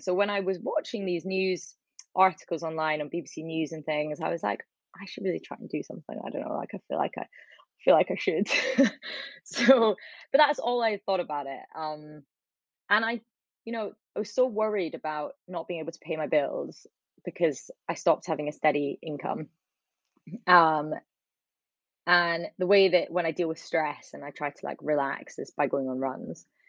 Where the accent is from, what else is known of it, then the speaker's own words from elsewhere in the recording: Edinburgh, Scotland, United Kingdom; moved away as an adult; also born or lived in Leeds / London; I grew up in Edinburgh